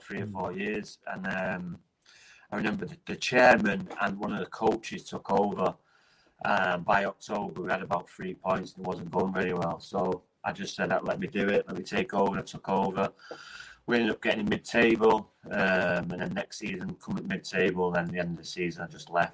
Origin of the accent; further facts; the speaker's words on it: Salford, North West England, United Kingdom; also born or lived in Cardiff; born in Cardiff, but you know, I've lived in Salford for 40 years, so this is where I've grown up.